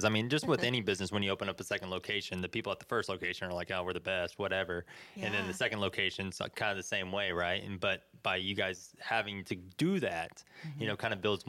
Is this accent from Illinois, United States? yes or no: no; Tulsa, Oklahoma, United States; I'm from here.